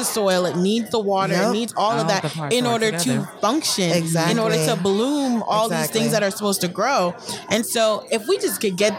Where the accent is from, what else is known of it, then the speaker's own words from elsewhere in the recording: Atlanta, Georgia, United States; I'm from Atlanta. I ain't never seen this. You know, I never been the minority in Atlanta.